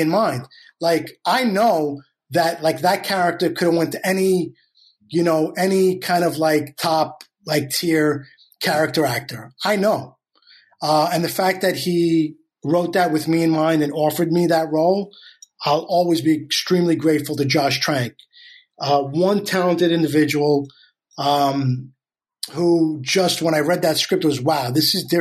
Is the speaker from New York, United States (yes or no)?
yes; New York City, New York, United States; moved away as an adult; also born or lived in Astoria, Queens / Flushing, Queens; now in Los Angeles, United States; was really born and raised in Queens, and then moved out to LA in 06